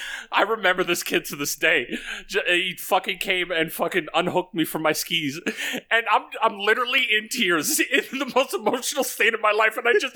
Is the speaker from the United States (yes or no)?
no; Canada; Being Canadian, yeah, but... I should like the snow a whole lot more